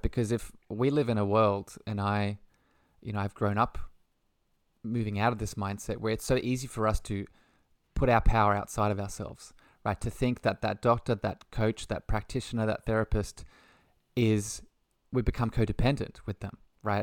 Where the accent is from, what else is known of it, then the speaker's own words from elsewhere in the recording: Australia; by the lovely accent, I'm from Australia